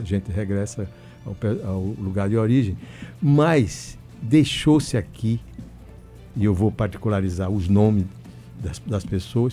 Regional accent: Northeast Region, Brazil; nós todos que somos nordestinos

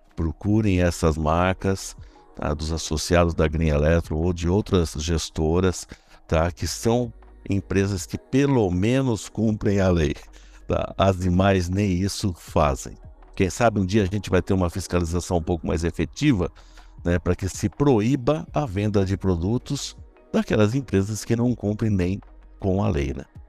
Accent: interior of São Paulo, Brazil; accent: caipira; eu nasci no interior, eu sou caipira no interior aqui de São Paulo

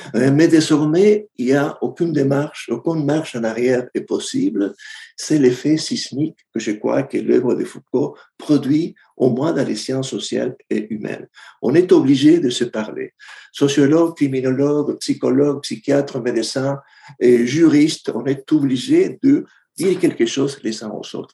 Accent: Argentina; moved away; je viens de l'Argentine

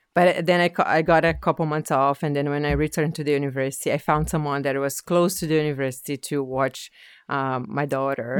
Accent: Brazil; English is a second language; moved away as an adult; now in Halifax, Canada; I'm originally from Brazil

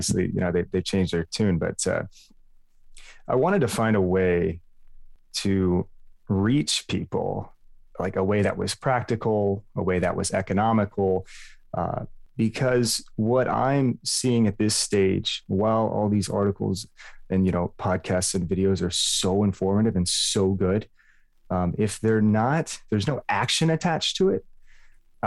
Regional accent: Dallas, Texas, United States; also born or lived in Lubbock, Texas; I was born in Lubbock, moved to Dallas, the suburbs, lived there pretty much my whole life

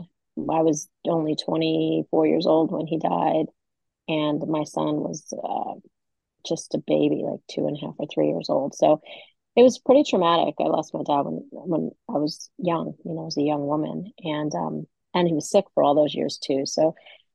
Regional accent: Valley Stream, New York, United States; moved away; I grew up in Valley Stream, which is on Long Island, right outside of New York City

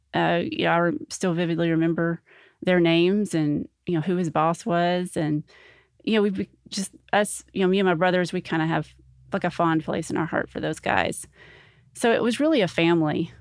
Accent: North Little Rock, Arkansas, United States; also born or lived in Sherwood, Arkansas; I grew up in North Little Rock

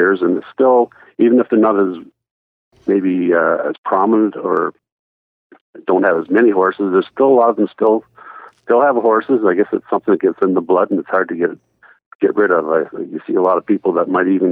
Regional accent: Owen Sound, Ontario, Canada; I grew up in Owen Sound, and my dad owned some horses

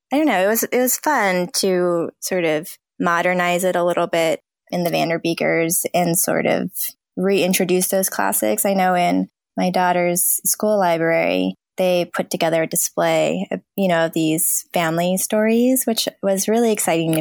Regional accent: Southern California, United States; I grew up in Southern California

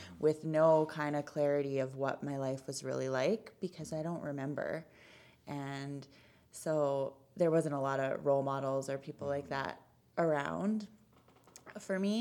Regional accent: Kelowna, British Columbia, Canada; moved away as an adult; now in Calgary, Canada; I grew up in BC. I'm originally from Kelowna

